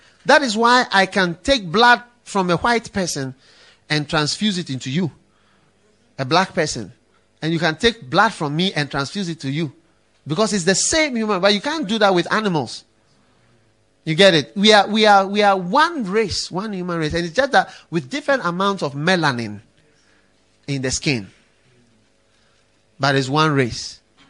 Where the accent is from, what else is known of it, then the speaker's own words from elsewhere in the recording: Ghana; And stop thinking, well, we are Christians. And you know, we are from Ghana. And you know, in Ghana, we don't.